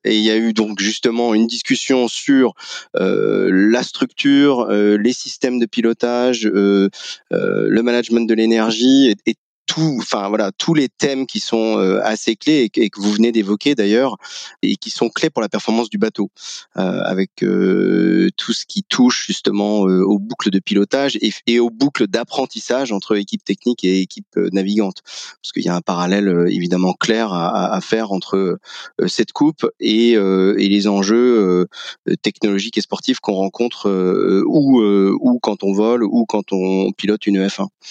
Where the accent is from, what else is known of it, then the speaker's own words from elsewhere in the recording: Lorient, Brittany, France; Je suis je suis né à Lorient sur les sur le bord du Blavet. donc moi mon mon passé est, celui d'un d'un enfant qui grandit dans les années fin des années 70 80